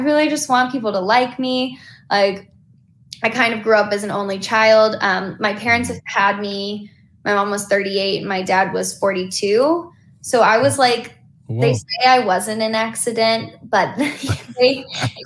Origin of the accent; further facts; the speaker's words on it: North Carolina, United States; moved away as an adult; now in Los Angeles, United States; growing up in North Carolina, my dad was originally from Chicago. My mom born and raised North Carolina